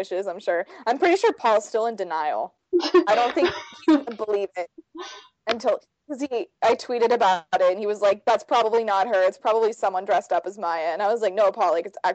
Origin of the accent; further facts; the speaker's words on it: California, United States; I'm also from California